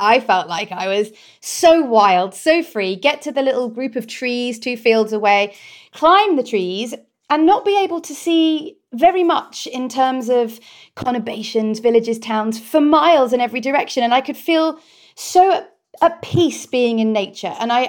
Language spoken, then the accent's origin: English; Cornwall, South West England, United Kingdom; born or raised there